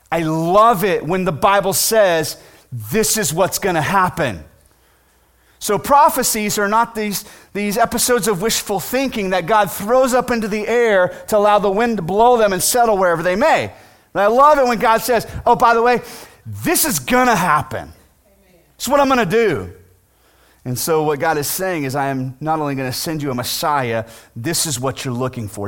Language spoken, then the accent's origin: English; United States; as American citizens